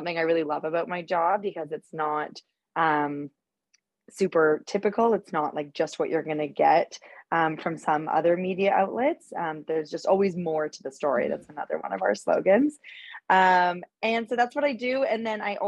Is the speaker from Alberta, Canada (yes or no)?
no; Winnipeg, Manitoba, Canada; moved away as an adult; also born or lived in British Columbia / Toronto; now in New York, United States; So I grew up in Canada. I was born in British Columbia. And then my family moved to Winnipeg when I was in elementary school